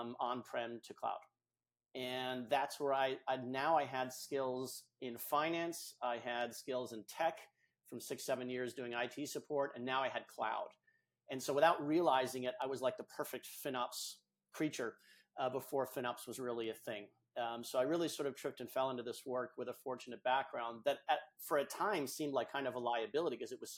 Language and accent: English; New England, United States; I'm from New England, here in the States